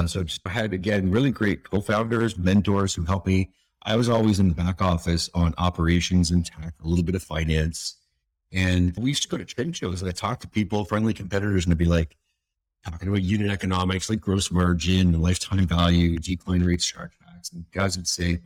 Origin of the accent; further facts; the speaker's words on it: East Coast of Canada, Canada; I was from the East Coast of Canada, very blue collar, working class sort of community.